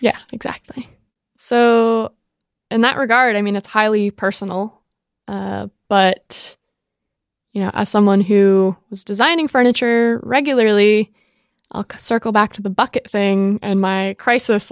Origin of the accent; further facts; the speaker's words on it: Jamestown, Rhode Island, United States; i was born and raised in rhode island jamestown rhode island one mile by nine mile island in the center of narragansett bay